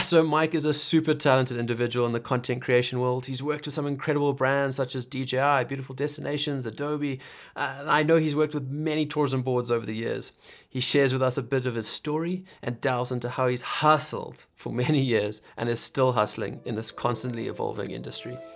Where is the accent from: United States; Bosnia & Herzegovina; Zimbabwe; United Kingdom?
Zimbabwe; moved away; I'm from Zimbabwe.